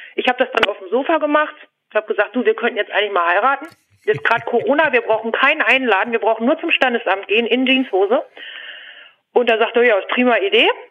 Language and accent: German; Hanover, Lower Saxony, Germany; Ich komme aus der Region Hannover. Ich wohne ziemlich dicht am Flughafen.